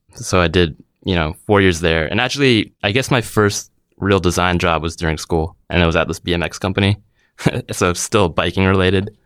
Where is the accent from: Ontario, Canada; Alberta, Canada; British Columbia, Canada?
British Columbia, Canada; Vancouver; moved away as an adult; now in San Francisco, United States; born and raised in Vancouver